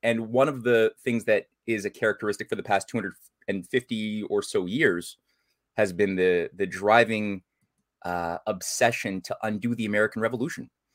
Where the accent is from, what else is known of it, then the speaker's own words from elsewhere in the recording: Canada; as a Canadian